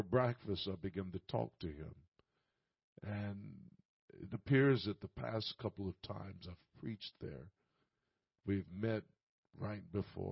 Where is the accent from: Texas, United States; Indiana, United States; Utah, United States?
Indiana, United States; Indianapolis; I'm from Indianapolis